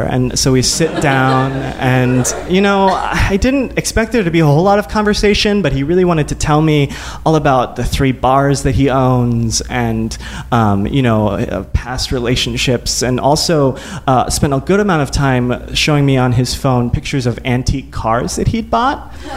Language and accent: English; Midwest, United States; growing up in the Midwest, in a very evangelical Christian home.